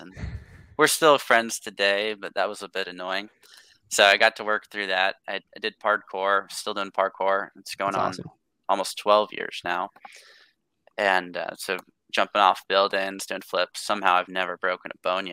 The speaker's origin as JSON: {"language": "English", "town": "Tacoma", "region": "Washington", "country": "United States", "tie": "born or raised there", "said": "born and raised in Tacoma. It's just south of Seattle, Washington"}